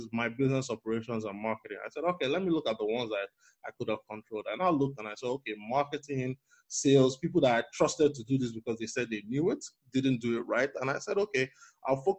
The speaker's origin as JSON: {"language": "English", "region": "Lagos", "country": "Nigeria", "tie": "born or raised there", "also_born_or_lived": "United States", "moved": "as an adult", "lives_now": "Toronto, Canada", "said": "I currently live and work in Toronto, Canada, but I was born and raised in Lagos, Nigeria."}